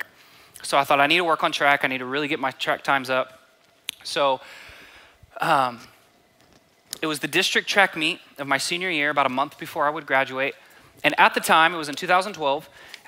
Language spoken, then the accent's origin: English; Borger, Texas, United States; I grew up by Amarillo, it's a small town called Borger, about 6 hours north of here